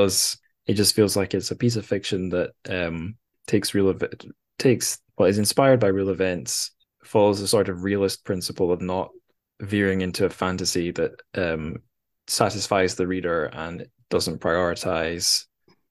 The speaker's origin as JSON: {"language": "English", "region": "Scotland", "country": "United Kingdom", "said": "I'm from Scotland"}